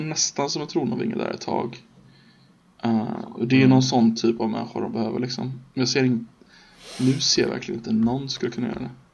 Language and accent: Swedish; Sweden